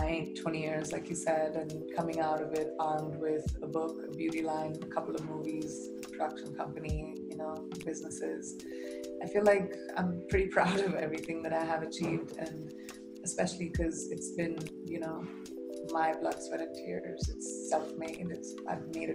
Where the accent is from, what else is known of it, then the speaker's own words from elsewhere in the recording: India; my part of the world, you know, India